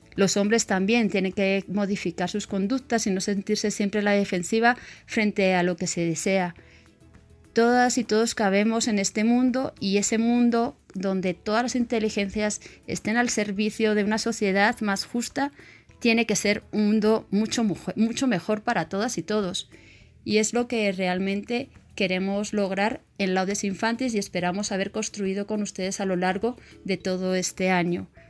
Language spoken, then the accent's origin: Spanish; Madrid, Community of Madrid, Spain; moved away as an adult; now in Colombia; nací en Madrid, España, y llevo más de 25 años viviendo en Colombia